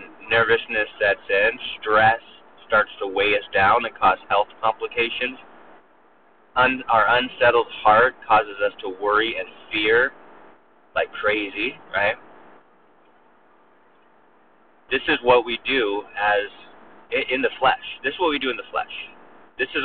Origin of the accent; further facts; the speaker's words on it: Southern California, United States; moved away as an adult; now in Mobile, United States; I was from Southern California, the West Coast